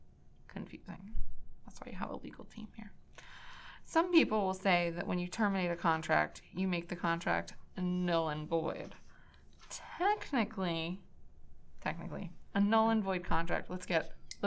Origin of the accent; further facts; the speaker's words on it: Boston, Massachusetts, United States; I'm from Boston